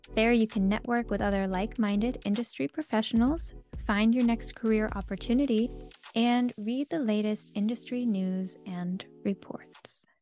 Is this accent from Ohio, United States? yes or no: no; South Florida, United States; I grew up in South Florida